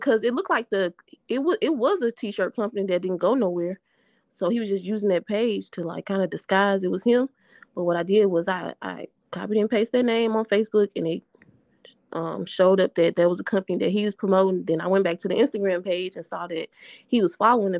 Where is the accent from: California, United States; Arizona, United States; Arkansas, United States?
Arkansas, United States; Little Rock; I'm from Southwest Little Rock, Arkansas, born and raised.